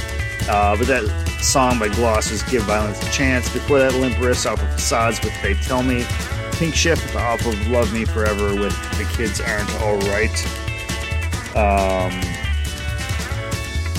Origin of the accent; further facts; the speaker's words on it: United States; first language English; my native English, because I am an American, and I have an American skill with foreign languages